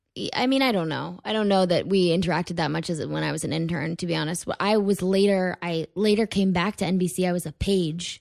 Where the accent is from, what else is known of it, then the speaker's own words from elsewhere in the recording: Weston, Connecticut, United States; moved away as an adult; also born or lived in Stamford, Connecticut; now in New York City, United States; I grew up in Connecticut.